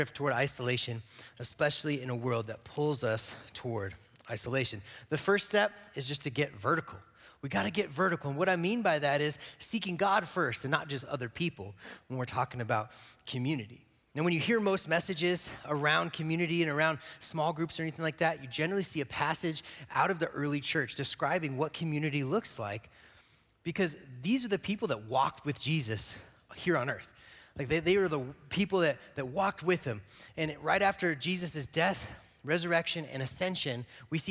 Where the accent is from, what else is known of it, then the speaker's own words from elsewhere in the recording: Gypsum, Colorado, United States; also born or lived in Eagle, Colorado; I grew up in Eagle and Gypsum.